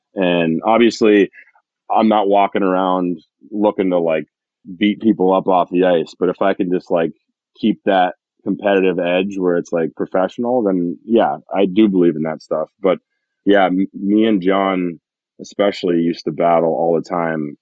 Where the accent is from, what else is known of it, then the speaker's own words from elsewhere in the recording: Massena, New York, United States; I'm from in Messina, New York